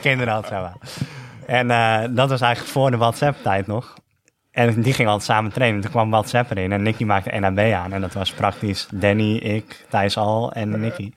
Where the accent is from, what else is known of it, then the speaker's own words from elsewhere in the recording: North Holland, Netherlands; als Noord-Hollander